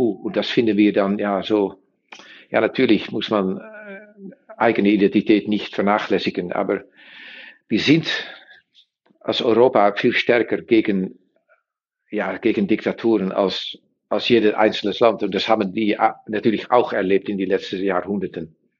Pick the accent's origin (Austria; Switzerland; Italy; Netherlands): Netherlands; German is a second language; wir sind Niederländer